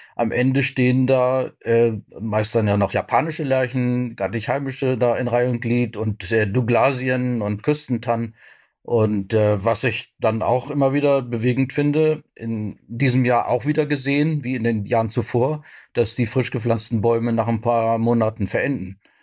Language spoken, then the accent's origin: German; Brandenburg, Germany; bei uns in Brandenburg